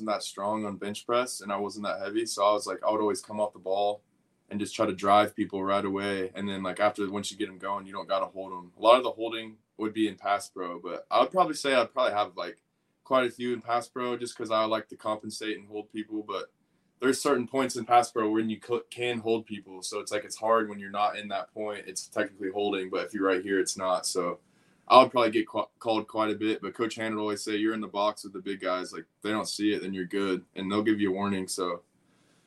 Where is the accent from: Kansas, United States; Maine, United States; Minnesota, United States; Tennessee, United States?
Kansas, United States; Wichita; now in Florida, United States; Growing up in Wichita, Kansas, my dad playing for the Chiefs